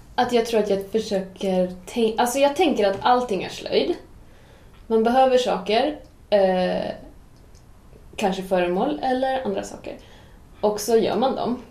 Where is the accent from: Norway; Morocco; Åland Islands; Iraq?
Åland Islands; moved away as an adult; now in Sweden; jag är uppväxt på Åland